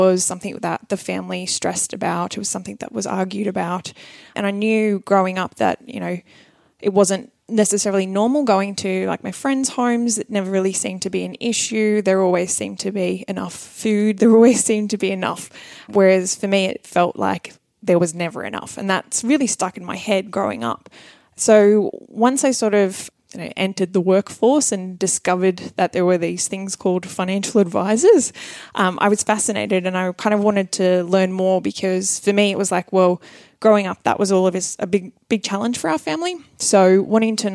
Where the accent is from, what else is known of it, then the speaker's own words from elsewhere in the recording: Sydney, New South Wales, Australia; I grew up out in Camden.